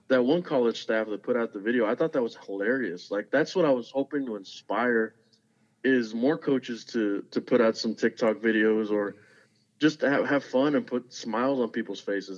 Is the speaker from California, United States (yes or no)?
no; Zapata, Texas, United States; moved away as an adult; now in Alamo, United States; I'm originally from Zapata, Texas